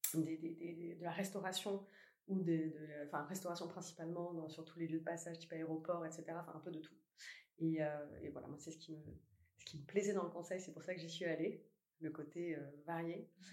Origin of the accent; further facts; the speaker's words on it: Toulouse, Occitania, France; moved away as an adult; now in Paris, France; J'ai grandi à Toulouse.